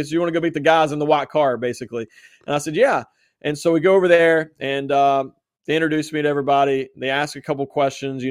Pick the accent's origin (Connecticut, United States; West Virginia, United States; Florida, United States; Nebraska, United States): West Virginia, United States; West Virginia